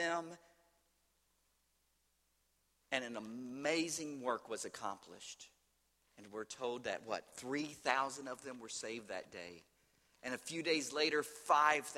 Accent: Louisville, Kentucky, United States; St. Matthew's Baptist Church in Louisville, Kentucky, my hometown.

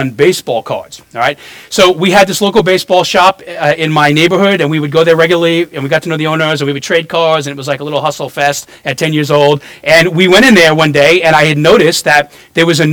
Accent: New York City, New York, United States; also born or lived in New Orleans; now in Florida, United States; I grew up in Brooklyn, New York, and moved here in the 90s, and then to New Orleans, and then back here, became a Christian in Florida in my 20s

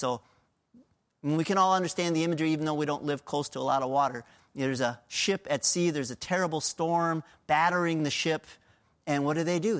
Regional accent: Pennsylvania, United States; I was born in Pennsylvania.

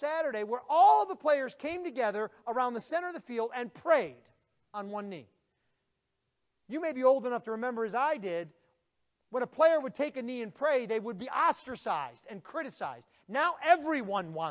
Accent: Buffalo, New York, United States; moved away; I'm originally from Buffalo, New York.

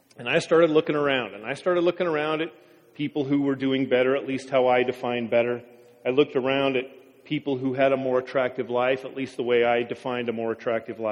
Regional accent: Wapato, Washington, United States; I grew up in Wapato

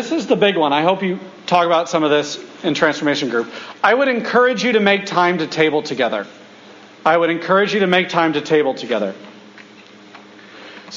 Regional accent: United States; I'm the American, and all of us were Americans

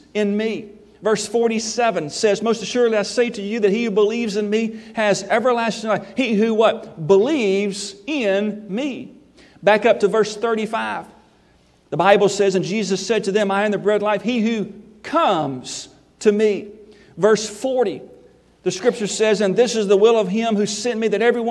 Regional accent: Memphis, Tennessee, United States; moved away; I was from Memphis

